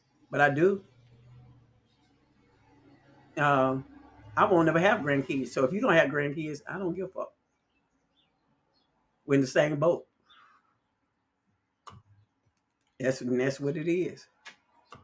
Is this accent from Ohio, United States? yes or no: no; Chicago, Illinois, United States; growing up in Chicago